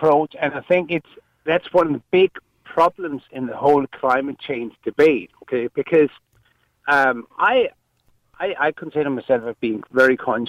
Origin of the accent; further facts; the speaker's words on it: Denmark; English is a second language; I'm from Denmark, okay? So I come from a slightly different culture, for example. We have paid water charges, for as long as I can remember in Denmark.